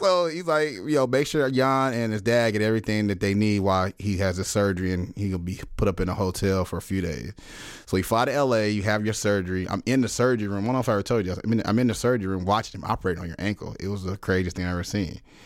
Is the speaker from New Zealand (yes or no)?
no; Dallas, Texas, United States; growing up in Dallas, you know, I was a huge Dirk fan